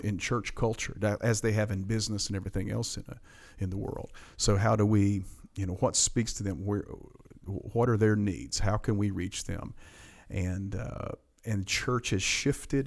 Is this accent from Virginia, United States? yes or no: yes; Appalachian Mountains of Virginia, United States; accent: mountain slang; I'm from the Appalachian Mountains of yeah. Virginia, and I got this mountain slang